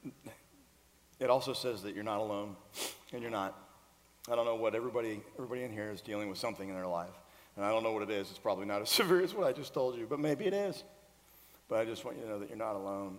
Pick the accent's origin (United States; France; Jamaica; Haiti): United States; Florida; now in Nashville, United States; we grew up in Florida together. We went to the same high school in Florida. I'm from here, so I have ties here